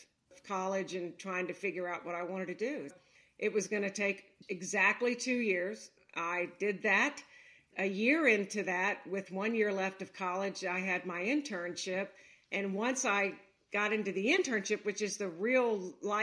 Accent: Baton Rouge, Louisiana, United States; moved away as an adult; also born or lived in New York City / Staten Island / Miami, Florida; now in Cincinnati, United States; I grew up down there

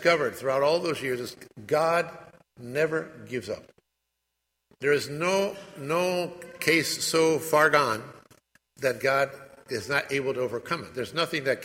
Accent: Winston-Salem, North Carolina, United States; also born or lived in Spain; now in Atlanta, United States; I was born actually here in Winston-Salem, North Carolina, so I hail from North Carolina

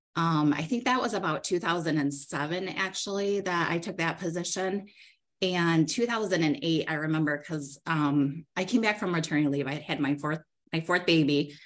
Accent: Lake Odessa, Michigan, United States; I grew up in Lake Odessa, um, which, if you're familiar, it's a it's really a small rural community um, between Grand Rapids and Lansing.

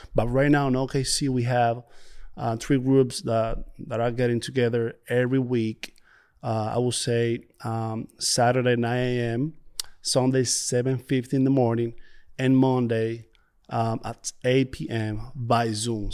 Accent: Dominican Republic; moved away; I came from Dominican Republic, and, uh, it's a beautiful place, beautiful beaches.

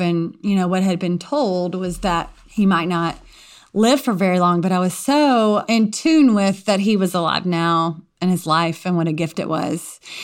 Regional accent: Louisiana, United States; I grew up, um, in a very small community in Louisiana.

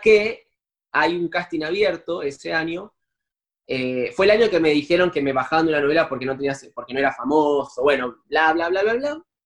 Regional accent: Buenos Aires, Argentina; yo soy actor, soy de Buenos Aires, Argentina

